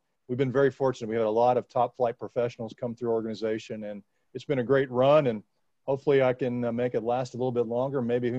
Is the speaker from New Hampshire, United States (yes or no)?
no; Louisville, Kentucky, United States; Born and raised in Louisville, graduated the University of Louisville.